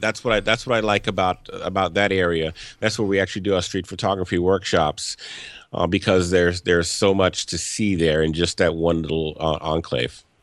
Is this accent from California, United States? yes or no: no; Louisiana, United States; moved away as an adult; now in Washington, D.C., United States; I grew up in the South and I th, in Louisiana and I, and I thought I'd left that when I moved up here